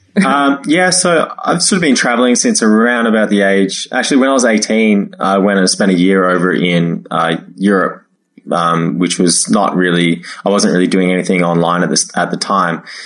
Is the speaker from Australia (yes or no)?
yes; Australia; moved away as an adult; also born or lived in China / Toronto; I was at home uh, in Australia, in my hometown